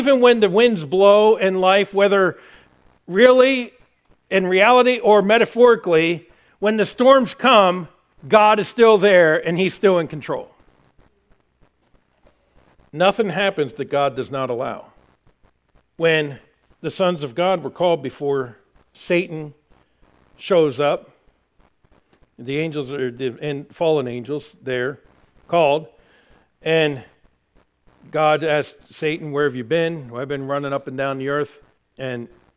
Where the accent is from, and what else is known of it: United States